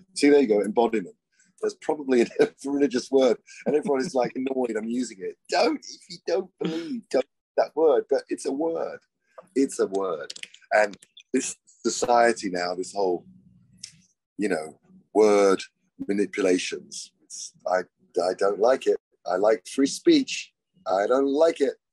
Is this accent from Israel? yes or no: no; England, United Kingdom; I'm English